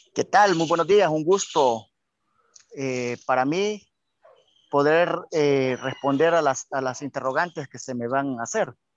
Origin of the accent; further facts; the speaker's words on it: El Salvador; Como todos salvadoreños quisiéramos ver a nuestra selección en un mundial, entonar nuestro himno nacional